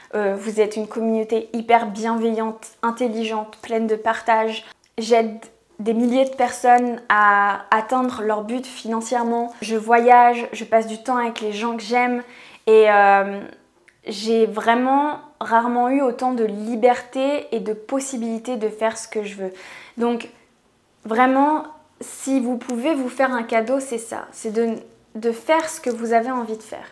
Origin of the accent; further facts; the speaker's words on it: France; je vis en France, je suis française